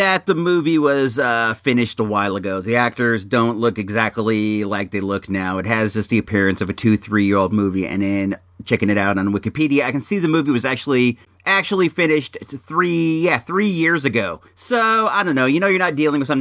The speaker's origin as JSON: {"language": "English", "town": "Santa Rosa", "region": "California", "country": "United States", "tie": "born or raised there", "said": "my hometown of Santa Rosa"}